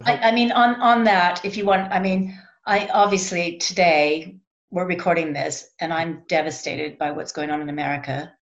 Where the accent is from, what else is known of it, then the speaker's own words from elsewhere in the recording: United States; moved away; I'm American